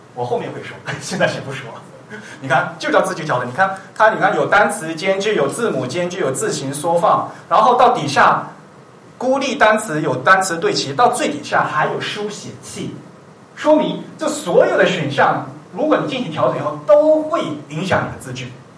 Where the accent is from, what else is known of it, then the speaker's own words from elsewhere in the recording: China; 我们是中国人嘛，没有这个母语的习惯